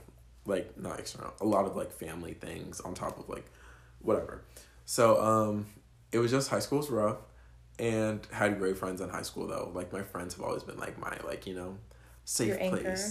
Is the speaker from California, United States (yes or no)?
no; Deerfield Beach, Florida, United States; now in Orlando, United States; I'm born and raised in South Florida. Deerfield mm-hmm. Beach, Florida